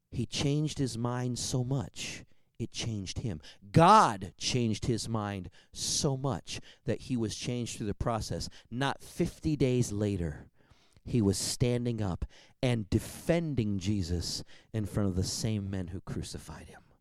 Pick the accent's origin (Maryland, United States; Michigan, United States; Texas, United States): Michigan, United States; Detroit; born there; also born or lived in Seattle / Federal Way / Tacoma; now in Bakersfield, United States; I was born in Detroit. I would not have picked that town. I moved to Seattle. I did pick that town. I moved from Seattle to Federal Way. I would not have picked that town. At the time, I moved from Federal Way to Tacoma.